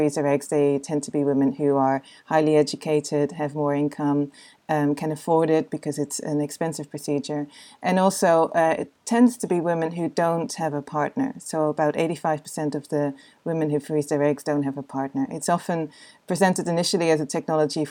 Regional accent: Netherlands; I come from the Netherlands

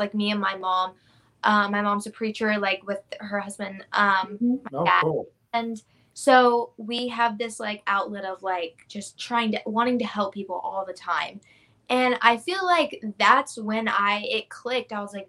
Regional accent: Jacksonville, Florida, United States; It was good. I loved it. Really close to the beach, you know. I'm actually here right now. I'm visiting my mom. But I loved it. I don't know. Like, all my family's here, you know. Like, some of my family's in Fernandina Beach, which is a beautiful area.

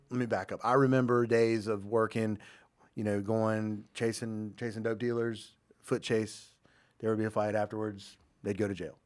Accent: Jacksonville, North Carolina, United States; Born and raised in Jacksonville

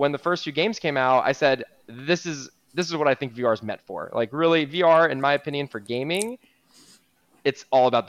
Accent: Miami Beach, Florida, United States; I'm born and raised in Miami Beach, Florida

